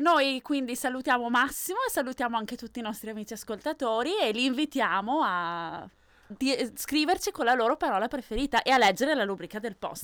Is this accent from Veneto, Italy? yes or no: yes; Venice, Veneto, Italy; io sono di Venezia, comunque Fior. Oh. vicino Venezia